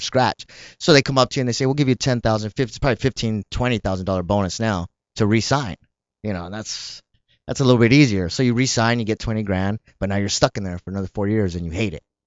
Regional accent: El Paso, Texas, United States; moved away; also born or lived in Southgate, California / Paramount, California; I grew up in El Paso and then when I lived here, I lived in Southgate or Paramount

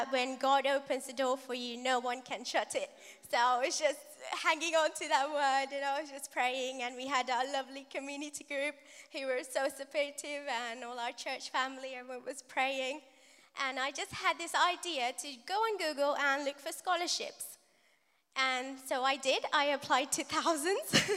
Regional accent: Sri Lanka; now in United Kingdom; We are from Sri Lanka.

